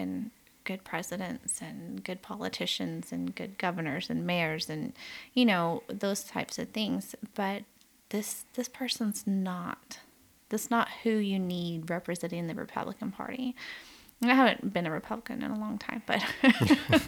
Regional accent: the South, United States; I grew up in the South in the U.S.

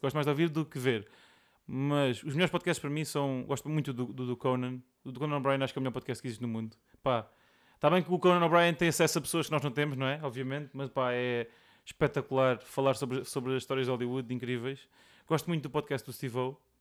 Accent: Alentejo, Portugal; eu cresci, tipo, pronto, aqui no, no Alentejo

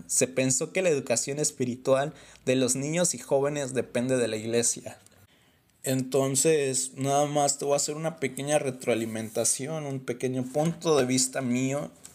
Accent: Mexico; yo soy de México

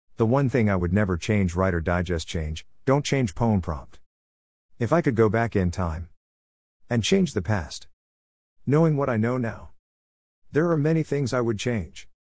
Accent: Berkeley, California, United States; In Berkeley, my hometown.

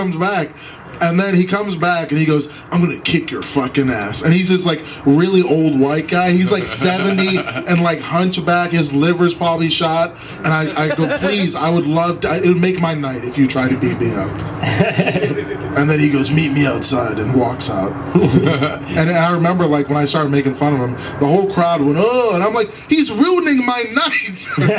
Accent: Minnesota, United States; I grew up in the Midwest, in like Minnesota.

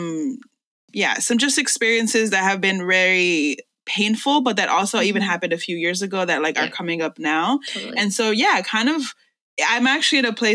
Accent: New York City, New York, United States; English is a second language; I was born and raised in this city and I love New York

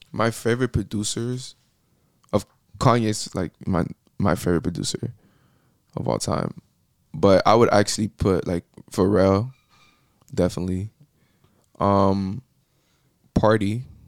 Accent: Miami, Florida, United States; accent: Puerto Rican; born and raised in Miami, Florida.

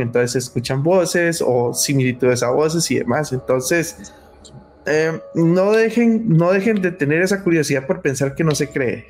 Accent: Limón, Costa Rica; yo soy de Limón

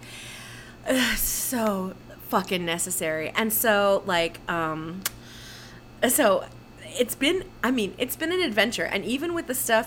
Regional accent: New Jersey, United States; I'm from New Jersey

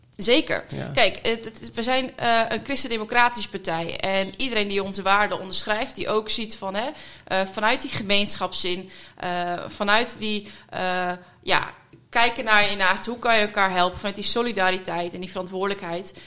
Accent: Vrouwenparochie, Friesland, Netherlands; moved away as an adult; also born or lived in Groningen; now in The Hague, Netherlands; Ik ben eh, opgegroeid eh, in Friesland

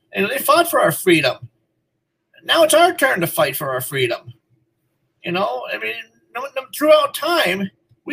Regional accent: United States; also born or lived in Minnesota; we as American people

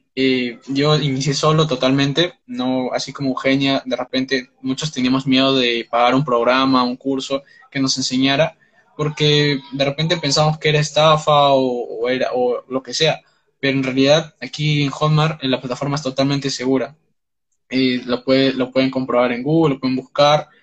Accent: Peru; tengo 19 años, soy de Perú

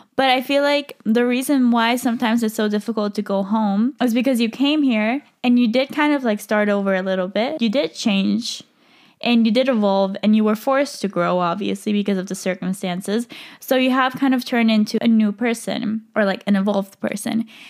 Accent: Switzerland; moved away as an adult; now in Madrid, Spain; I can't really see myself moving back to Switzerland

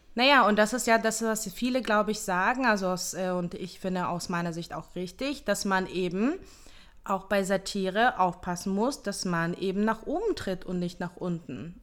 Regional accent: Hamburg, Germany; moved away as an adult; also born or lived in Ukraine; now in Israel; ich bin äh, in der Ukraine geboren, mit zehn Jahren nach Deutschland ausgewandert, in Hamburg aufgewachsen

